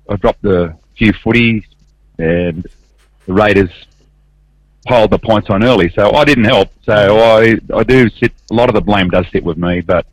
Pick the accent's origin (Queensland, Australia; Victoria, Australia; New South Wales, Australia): New South Wales, Australia; Botany; I grew up in Botany, as you said, played for the Botany Rams and always followed the Rabbits